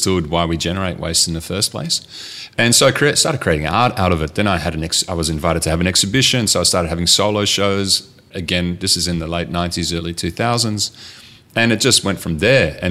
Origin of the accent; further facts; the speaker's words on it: Rustenburg, North Holland, Netherlands; moved away; I grew up in a tiny little town called Rustenburg, which is right near Alkmaar in the north of Holland.